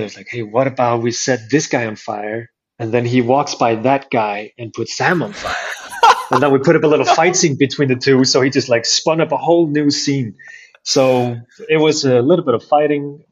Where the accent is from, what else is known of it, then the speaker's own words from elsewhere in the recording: Iceland; the town I grew up in, so I started going to the capital city to train it with the guys there